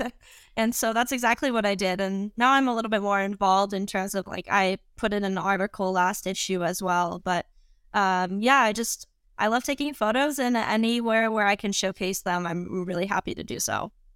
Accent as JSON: {"language": "English", "town": "St. Louis", "region": "Missouri", "country": "United States", "tie": "born or raised there", "also_born_or_lived": "Colorado Springs, Colorado", "moved": "yes", "lives_now": "Madison, United States", "said": "I born and raised in St. Louis, Missouri"}